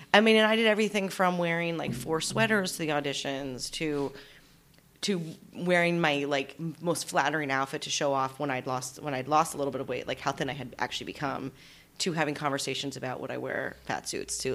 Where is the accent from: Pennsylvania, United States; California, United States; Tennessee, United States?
Pennsylvania, United States; Allentown; moved away as an adult; also born or lived in New York City; now in Los Angeles, United States; I'm from Allentown, Pennsylvania.